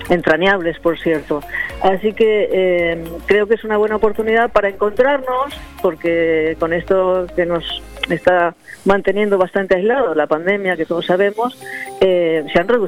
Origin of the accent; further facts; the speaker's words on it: Argentina; also born or lived in Buenos Aires / Benidorm; now in Finestrat, Spain; Yo soy argentina, ah, sí. de abuelo alteano